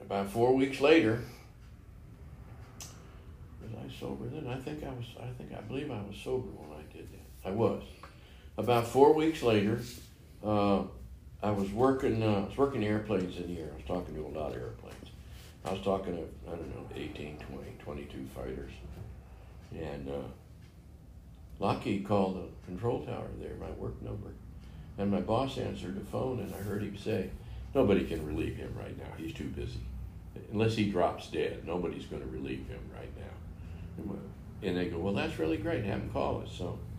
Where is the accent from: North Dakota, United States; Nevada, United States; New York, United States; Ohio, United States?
Nevada, United States; well, just because I'm from Nevada doesn't mean I got to fill them up with Coors every night, you know.